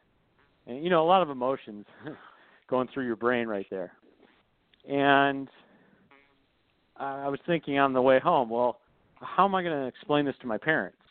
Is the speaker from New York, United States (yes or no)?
no; Michigan, United States; I grew up in Michigan, and my whole life I always wanted to attend the University of Michigan